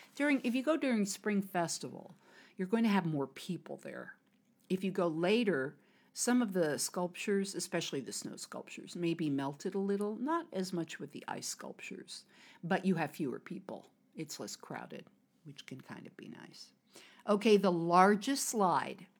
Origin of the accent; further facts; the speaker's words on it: United States; moved away as an adult; now in China; I'm an American